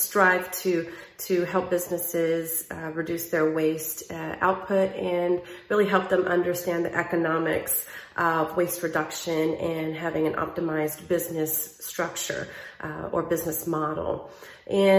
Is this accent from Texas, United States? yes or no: yes; Southeast Texas, United States; I am from the Southeast portion of the state of Texas, which is along the Louisiana border and the Gulf Coast